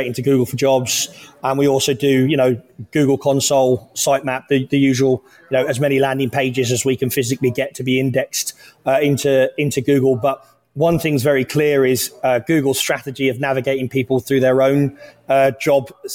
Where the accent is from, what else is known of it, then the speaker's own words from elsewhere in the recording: Luton, East of England, United Kingdom; now in Texas, United States; I come from Luton Town, North London, which is a highly diverse area